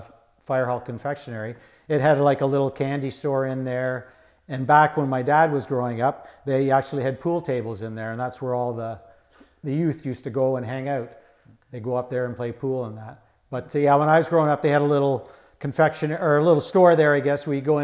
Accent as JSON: {"language": "English", "town": "Unionville", "region": "Ontario", "country": "Canada", "tie": "born or raised there", "said": "We lived on Maple Lane, which is on just off Main Street, south of the railroad tracks, okay, beside Century United Church."}